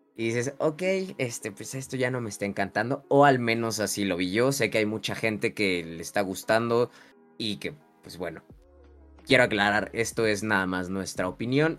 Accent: Mexico; como mexicanos

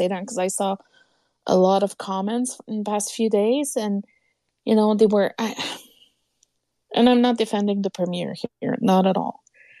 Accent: Quebec, Canada; moved away; Nate, I'm from Quebec. We don't celebrate Thanksgiving.

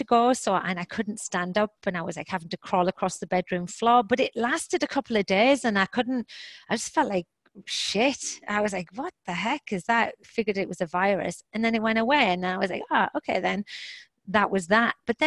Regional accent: England, United Kingdom; also born or lived in Boston / Toronto; now in Houston, United States; I am English, British, or however you want to say it, and I now live in Texas

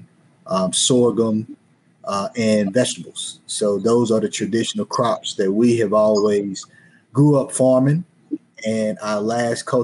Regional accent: Henderson, North Carolina, United States; I am from Henderson, North Carolina, in the Warren County district of Southeast Warren, North Carolina.

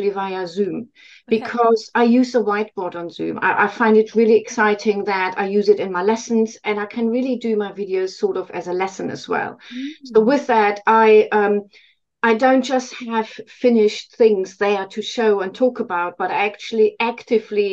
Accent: northwest Germany, Germany; first language German; English is a second language; moved away as an adult; also born or lived in London, United Kingdom; now in United Kingdom; I grew up in Northwest Germany

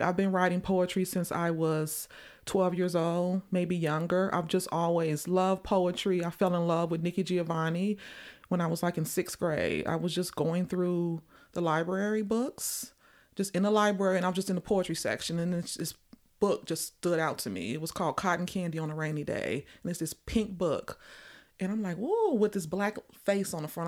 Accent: Chicago, Illinois, United States; growing up in Chicago during, like, the spoken word movement back in, like, the early nineties

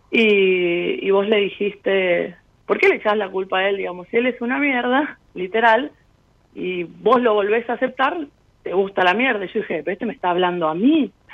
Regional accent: Rosario, Santa Fe, Argentina; now in Formosa, Argentina; soy de Rosario, pero estoy viviendo en Formosa

